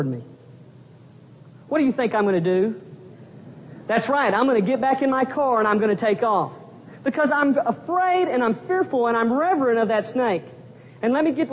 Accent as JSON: {"language": "English", "town": "Pampa", "region": "Texas", "country": "United States", "tie": "born or raised there", "moved": "as an adult", "said": "my hometown of Pampa, Texas"}